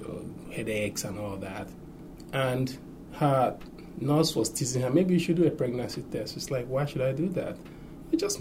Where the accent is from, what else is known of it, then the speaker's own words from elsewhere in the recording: Nigeria; growing up in Nigeria